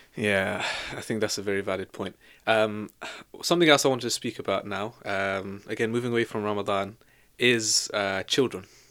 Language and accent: English; Devon, South West England, United Kingdom; also born or lived in Leicester; now in London, United Kingdom; I'm from Devon